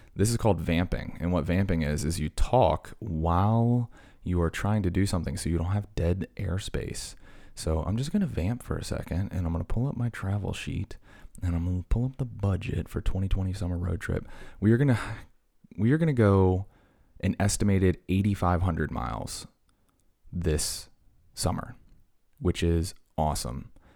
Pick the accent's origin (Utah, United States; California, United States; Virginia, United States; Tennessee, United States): Virginia, United States; Blacksburg; my hometown in Blacksburg